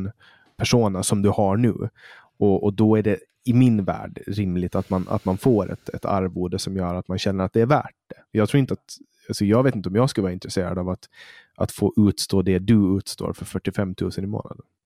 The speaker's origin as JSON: {"language": "Swedish", "country": "Poland", "moved": "yes", "lives_now": "Sweden", "said": "där jag kommer ifrån, Polen"}